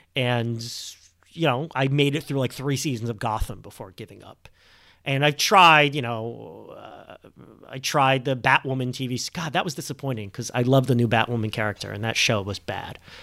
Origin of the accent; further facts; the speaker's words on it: Montreal, Quebec, Canada; now in United States; I'm a sleeper agent from, from Montreal.